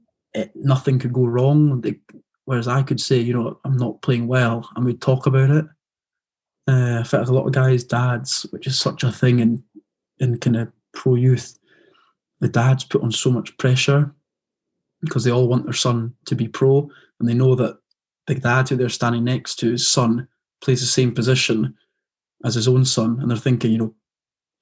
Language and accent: English; Edinburgh, Scotland, United Kingdom; moved away; they found out I was from Edinburgh